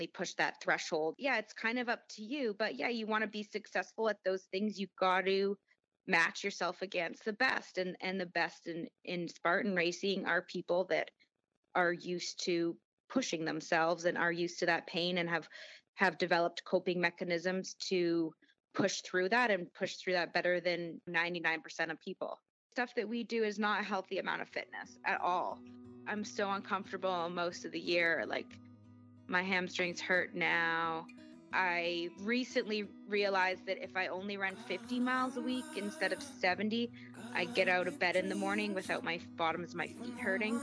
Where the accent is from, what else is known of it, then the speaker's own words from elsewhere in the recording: Canada; moved away as an adult; also born or lived in California; now in New York City, United States; I'm Canadian, and I was in Canada